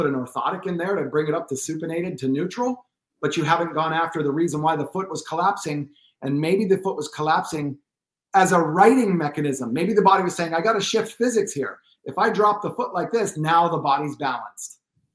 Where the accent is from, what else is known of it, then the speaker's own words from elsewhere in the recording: Pennsylvania, United States; moved away; I'm from Pennsylvania originally